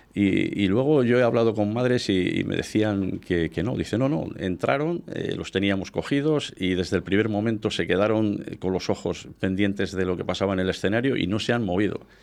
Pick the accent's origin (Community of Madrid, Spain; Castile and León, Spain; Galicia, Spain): Castile and León, Spain; Íscar; yo siempre que digo que soy muy de Iscar, que soy nacionalista